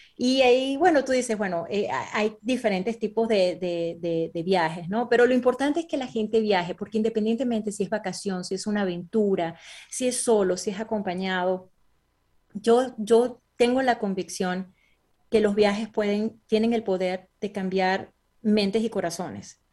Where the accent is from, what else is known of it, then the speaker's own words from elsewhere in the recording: Venezuela; moved away; also born or lived in Caracas, Venezuela / Boston, United States; yo realmente me crié en un pueblo que es petrolero que se llama Naco